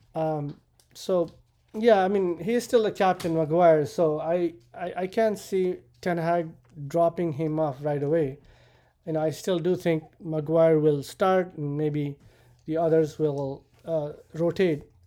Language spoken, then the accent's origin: English; Nepal; now in United States; I immigrated to the U S from Nepal